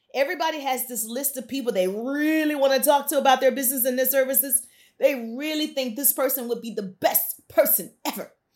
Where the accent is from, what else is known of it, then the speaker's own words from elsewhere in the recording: deep South, United States; I'm from the South, deep South.